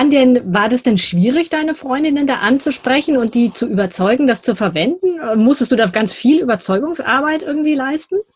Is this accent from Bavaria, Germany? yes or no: yes; Ansbach, Bavaria, Germany; also ich bin aufgewachsen in Ansbach in Mittelfranken